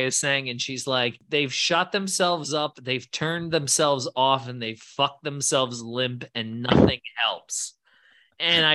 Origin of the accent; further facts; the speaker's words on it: Virginia suburbs near the Pentagon, United States; I grew up in the Virginia suburbs near the Pentagon.